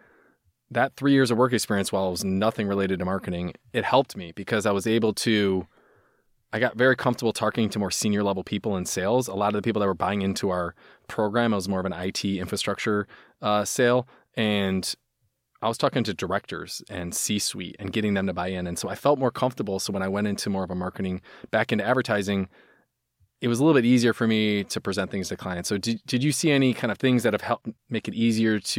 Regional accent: Midwest, United States; I'm from the Midwest

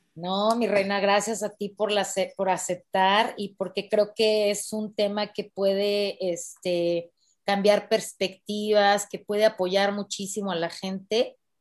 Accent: Mexico; yo soy de México

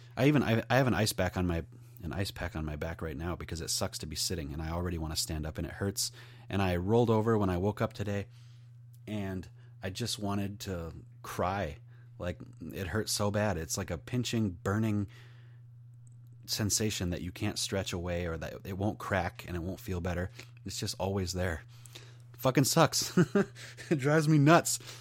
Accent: New York Mills, United States; I'm from New York Mills.

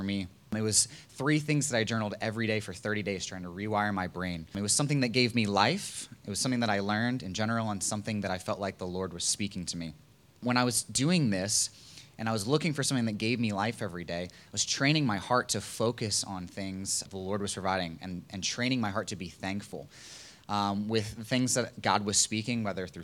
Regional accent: Virginia Beach, Virginia, United States; moved away; I'm from Virginia Beach

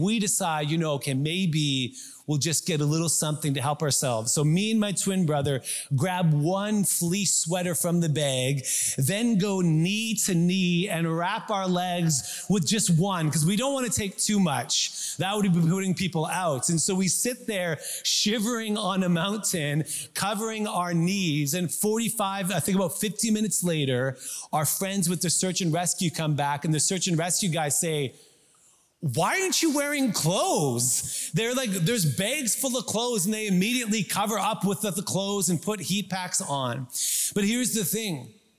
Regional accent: South East England, United Kingdom; We're Scandinavian, good Swedes. We're good on mountains and forests. No problem. Although we grew up in Surrey.

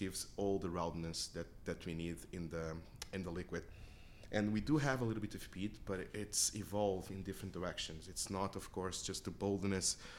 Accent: Portugal; moved away as an adult; also born or lived in Lanzarote, Spain / Chester, England; growing up in Portugal

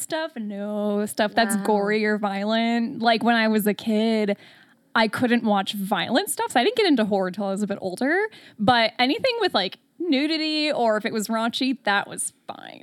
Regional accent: Detroit, Michigan, United States; I'm from Metro Detroit

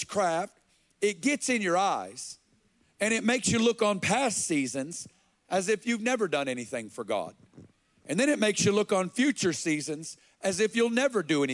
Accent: Alma, Arkansas, United States; I'm from Alma.

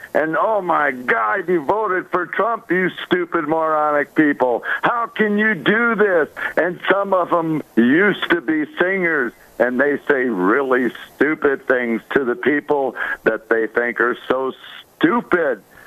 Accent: Chicago, Illinois, United States; my hometown of Chicago

